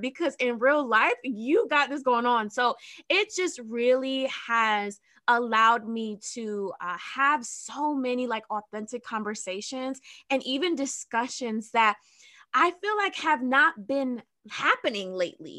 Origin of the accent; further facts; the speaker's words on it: New Jersey, United States; I'm from Jersey